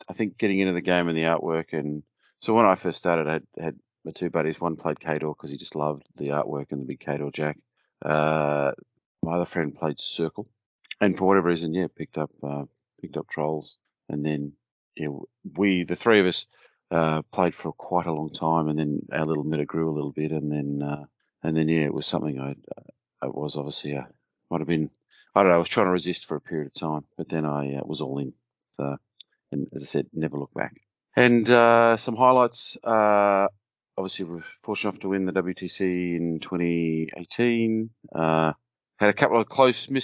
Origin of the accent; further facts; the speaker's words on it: Australia; accent: Australian; From my accent, I am an Australian.